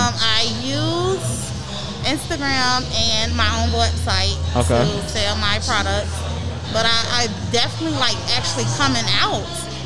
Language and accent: English; Chicago, Illinois, United States; now in Athens, United States; I'm originally from Chicago. I'm residing in Athens.